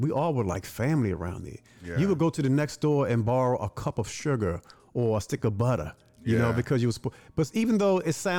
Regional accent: Baltimore, Maryland, United States; Growing up in Baltimore, and we lived live in blocks, and majority of the people in our block were poor.

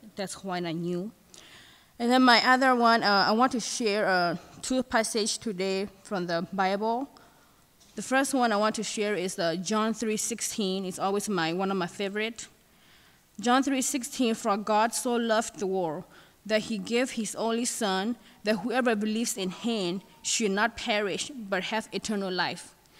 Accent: Thailand; moved away; I'm from Thailand.

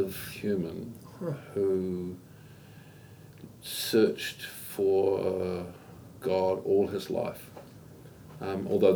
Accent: Auckland, New Zealand; first language English; I'm from Auckland. I was born here.

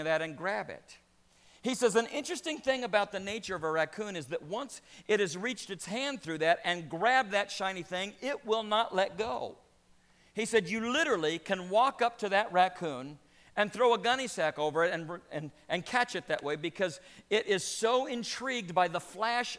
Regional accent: Louisiana, United States; I grew up in Louisiana

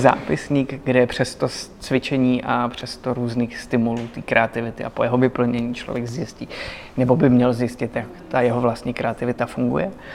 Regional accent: Vysočina Region, Czechia; já jsem z Vysočiny

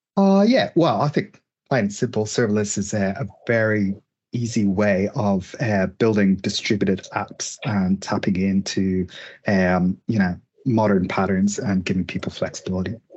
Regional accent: Dublin, Leinster, Ireland; now in Melbourne, Australia; I'm from uh, Dublin originally, but I've been in Australia about

